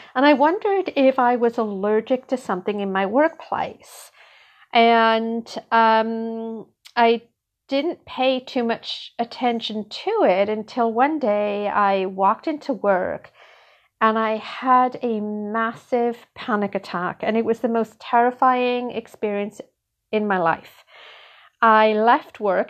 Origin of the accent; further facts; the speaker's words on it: United Kingdom; moved away as an adult; now in Canada; I grew up in Britain